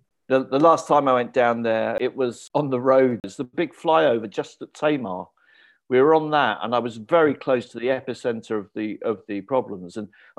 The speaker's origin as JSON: {"language": "English", "country": "United Kingdom", "said": "You could feel at home as a British person."}